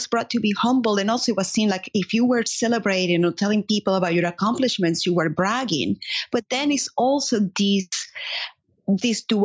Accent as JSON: {"language": "English", "town": "Caracas", "region": "Capital District", "country": "Venezuela", "tie": "born or raised there", "second_language": "English", "moved": "as an adult", "lives_now": "United States", "said": "I was born and raised in Caracas, Venezuela."}